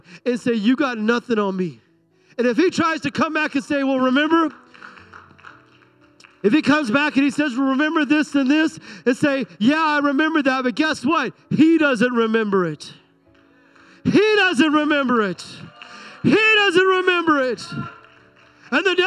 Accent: United States; I'm an American

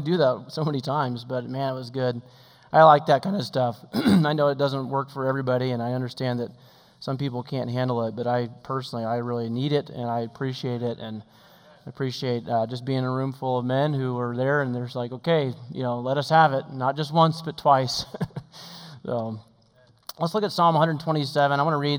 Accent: Oregon, United States; I grew up in Oregon also.

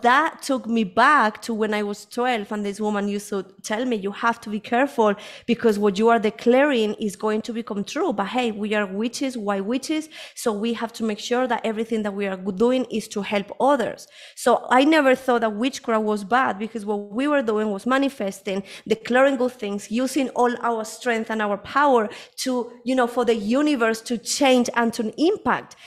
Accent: Spain; moved away as an adult; also born or lived in United Kingdom; now in Colombia; I was born here in Colombia. This is where I am at the moment. Um, but when I was a, around five or six years, I, uh, my family moved, my mom moved to Spain

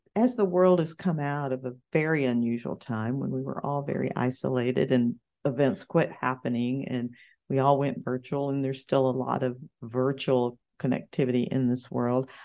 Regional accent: Arkansas, United States; moved away as an adult; also born or lived in Little Rock / San Diego / Gainesville, Florida; now in Florida, United States; We're both from Arkansas

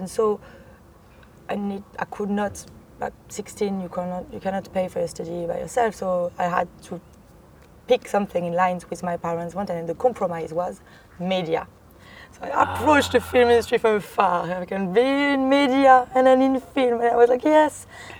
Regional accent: Brittany, France; accent: French; English is a second language; moved away as an adult; now in London, United Kingdom; So I come from the countryside, by the seaside, Brittany. I have been living in London for 8 years now, and I first came as an au pair.

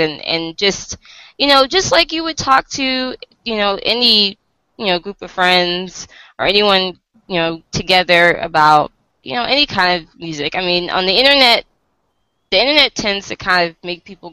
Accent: Virginia, United States; I'm from the US. I'm from Virginia

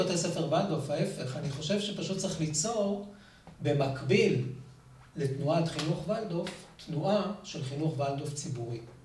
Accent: Revivim, Southern District, Israel; אני נולדתי בקיבוץ רביבים, אשר בנגב.

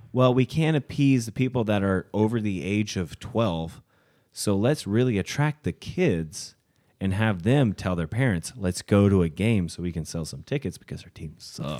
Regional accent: Gallipolis, Ohio, United States; I'm from Galpolis.

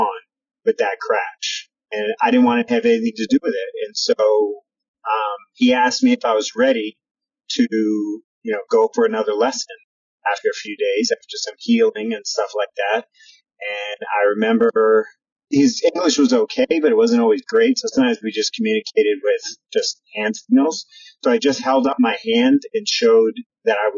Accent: New York City, New York, United States; I grew up in New York City.

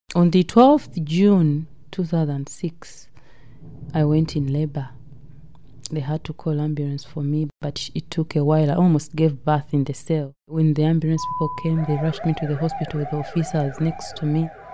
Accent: Uganda; moved away as an adult; now in United Kingdom; I came with an agent from Uganda to Gatwick Airport

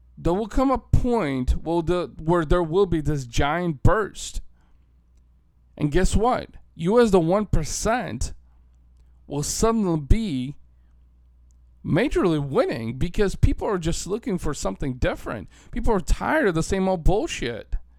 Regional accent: Bulgaria; now in United States; I'm an Eastern European. I was born in Bulgaria. My family immigrated to the United States almost thirty years ago now.

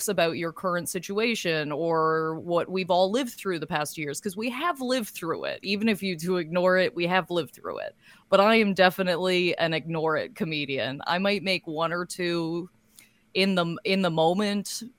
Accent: Lindsay, Ontario, Canada; now in Toronto, Canada; now living in Toronto and working as a stand-up comedian. Yeah. But my hometown is Lindsay

